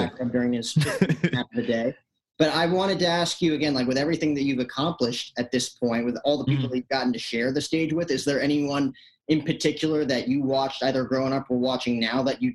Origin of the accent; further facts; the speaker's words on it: Morristown, New Jersey, United States; moved away as an adult; I'm originally from New Jersey, lived right outside Manhattan the first 18 years of my life